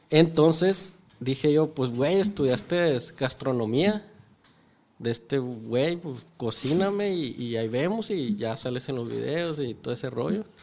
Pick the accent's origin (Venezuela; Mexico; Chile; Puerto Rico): Mexico; Sinaloa; de donde somos, pues, sinaloense.